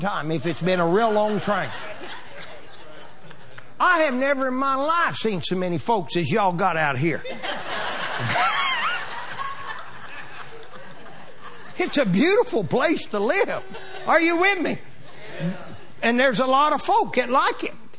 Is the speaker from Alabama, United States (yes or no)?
no; Pawnee, Oklahoma, United States; we're from Pawnee, Oklahoma.